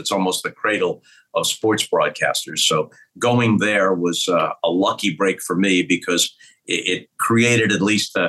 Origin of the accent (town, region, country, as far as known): Long Island, New York, United States; born or raised there